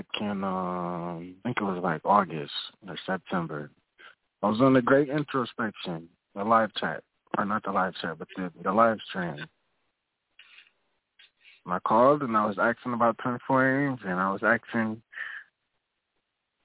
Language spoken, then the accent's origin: English; Minneapolis, Minnesota, United States; now in Gary, Indiana, United States; Right now, I'm in Gary, Indiana, but I'm from Minneapolis, Minnesota